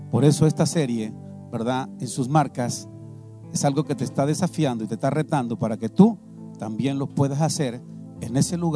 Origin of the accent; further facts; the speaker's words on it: San Vicente Tancuayalab, San Luis Potosí, Mexico; Venimos desde el estado de San Luis Potosí, específicamente desde San Vicente, Tancuayalap, San Luis Potosí.